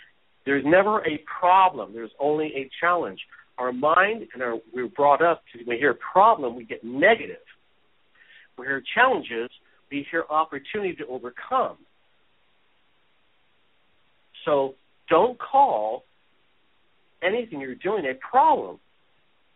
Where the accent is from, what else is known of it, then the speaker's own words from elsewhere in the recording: Hawaii, United States; moved away; also born or lived in San Francisco, California; I was born in San Francisco. I grew up in Hawaii since I was five.